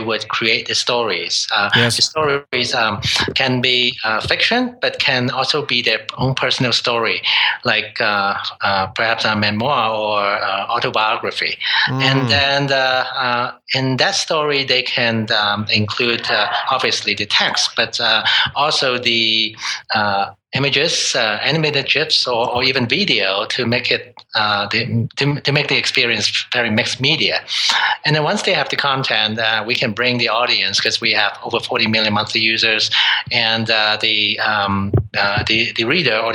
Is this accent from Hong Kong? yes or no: yes; Hong Kong; moved away as an adult; now in Toronto, Canada; I was born and raised in Hong Kong